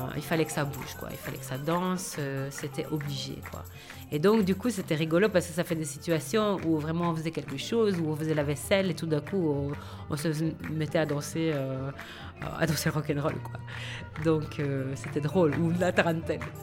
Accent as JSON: {"language": "French", "town": "Seraing", "region": "Wallonia", "country": "Belgium", "tie": "born or raised there", "also_born_or_lived": "Liège", "moved": "as an adult", "lives_now": "Brussels, Belgium", "said": "j'ai vécu euh, à Serein, comme on dit c'est Serein, mais on dit Serein. Je suis née à Liège et euh, j'ai fait toutes mes études euh, là."}